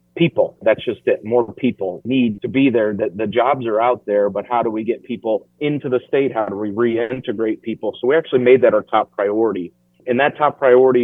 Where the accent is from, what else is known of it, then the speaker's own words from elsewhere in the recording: Iowa, United States; moved away as an adult; also born or lived in London / Washington, D.C.; I lived in London. I've lived in Washington, D.C. I'm from Iowa, and I came back.